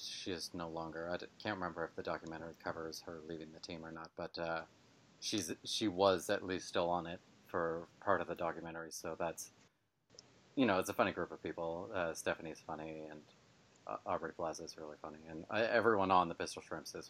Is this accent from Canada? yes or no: yes; north of Toronto, Ontario, Canada; also born or lived in London, Ontario; I was born in Northern Ontario, sort of. Well, people who were born in true Northern Ontario would laugh at me for saying that, but north from where I'm at anyway. It's a couple hours north of Toronto. And then I've sort of lived all around Toronto until I moved out to London here